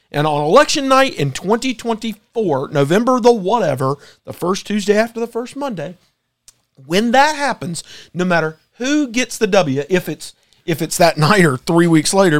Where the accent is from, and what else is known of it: United States